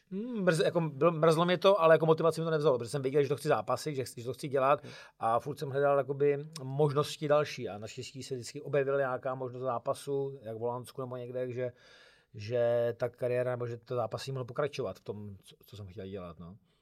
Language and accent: Czech; Czechia; jsem tam byl jako jediný Čech